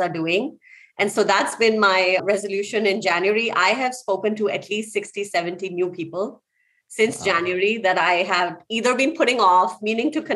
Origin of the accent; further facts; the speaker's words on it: India; moved away; I grew up in India.